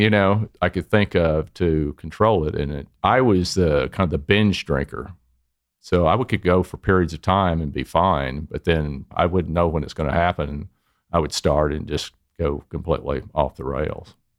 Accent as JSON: {"language": "English", "town": "Dallas", "region": "Texas", "country": "United States", "said": "Originally from Dallas, it was in the oil and gas business"}